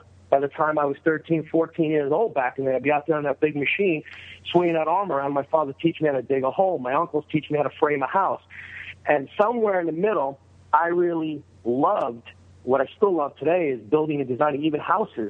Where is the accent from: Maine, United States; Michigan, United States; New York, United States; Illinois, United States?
New York, United States; now in Sherman Oaks, United States; I was from New York